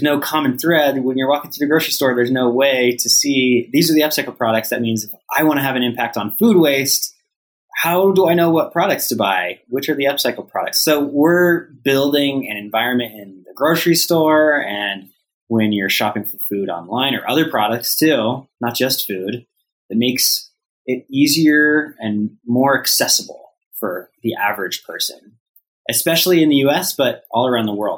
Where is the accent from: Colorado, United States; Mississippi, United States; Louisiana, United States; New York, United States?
Colorado, United States; growing up in Colorado